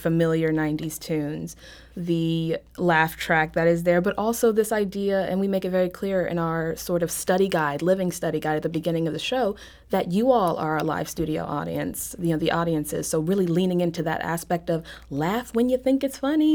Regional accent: Mobile, Alabama, United States; moved away; I grew up in Mobile

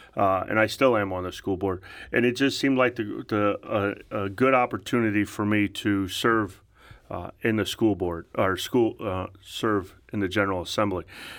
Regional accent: St. Louis, Missouri, United States; Well, I grew up in South County. And everybody from St. Louis wants to know what high school. I went to Lindbergh High School

